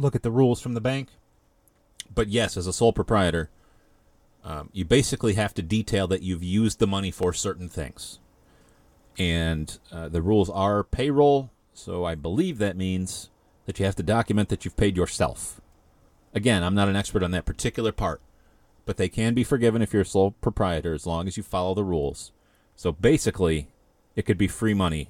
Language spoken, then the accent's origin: English; Ilion, New York, United States; The Village of Ilion, my hometown, born and raised, graduated high school from there.